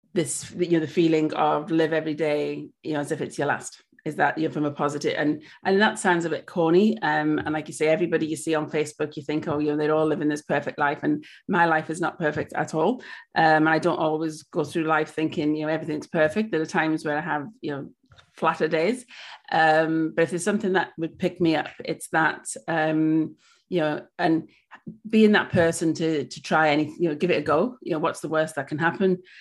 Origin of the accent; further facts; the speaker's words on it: Wales, United Kingdom; moved away as an adult; now in Australia; I'm originally from Wales. Um, I've lived in Australia for seven years